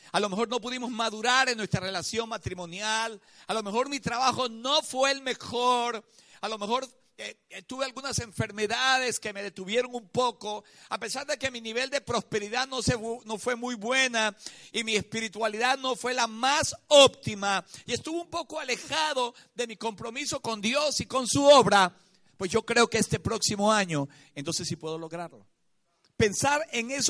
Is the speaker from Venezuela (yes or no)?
yes; Venezuela